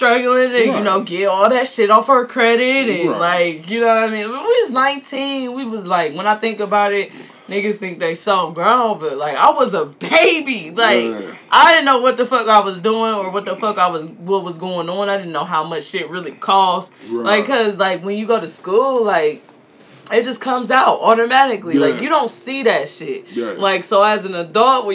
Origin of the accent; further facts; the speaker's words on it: Columbus, Ohio, United States; I'm from Columbus